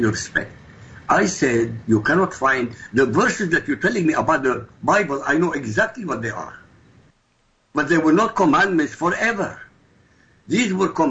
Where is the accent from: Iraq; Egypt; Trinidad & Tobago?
Iraq; Baghdad, Baghdad Governorate; moved away; I come from Iraq, by the way. You can tell by my accent, maybe. I come from Baghdad